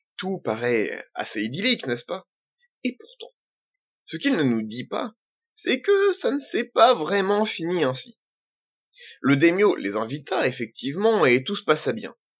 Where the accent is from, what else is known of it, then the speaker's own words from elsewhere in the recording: Normandy, France; je suis normand je suis pied-noir je suis français